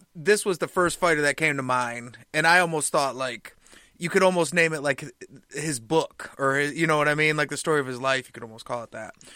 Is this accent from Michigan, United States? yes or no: yes; Michigan, United States; we're from Michigan.